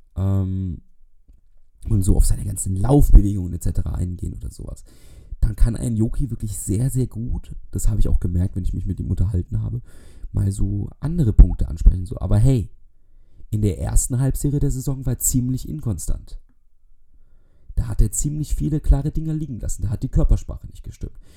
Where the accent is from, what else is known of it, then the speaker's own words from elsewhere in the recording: Bavaria, Germany; Ich komme aus Bayern